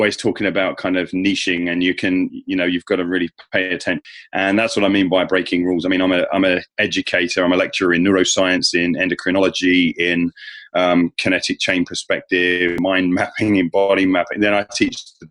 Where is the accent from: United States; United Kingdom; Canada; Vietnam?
United Kingdom; England; as an Englishman